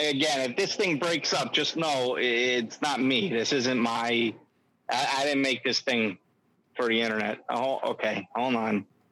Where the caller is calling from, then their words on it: Sandwich, Illinois, United States; Sorry about that. Yeah, no, yeah, Sandwich, Illinois.